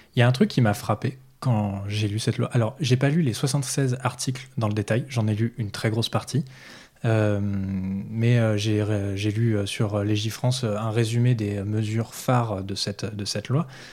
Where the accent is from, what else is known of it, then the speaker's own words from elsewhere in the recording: Nantes, Pays de la Loire, France; chez nous à Nantes